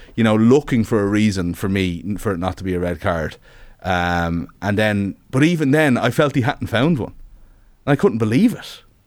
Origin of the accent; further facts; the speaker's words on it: Ireland; being an Irish sports fan all your life